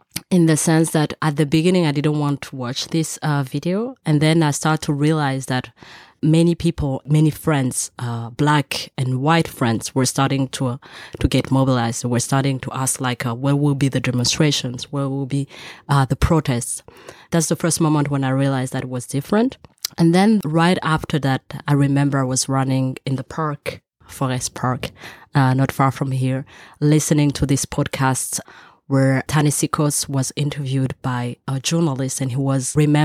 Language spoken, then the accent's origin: English; Belgium; also born or lived in Rwanda; I was born in Rwanda. I moved to Belgium when I was 10. I'm based between Paris and Brussels.